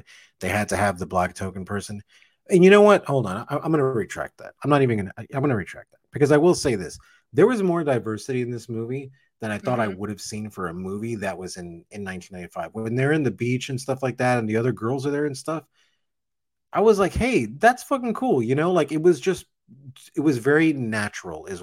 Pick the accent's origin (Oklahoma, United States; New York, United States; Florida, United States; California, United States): Florida, United States; Miami; also born or lived in Kendall, Miami; I was raised in Little Havana. Little Havana is like the Cuban ghetto in Miami. So I was raised there.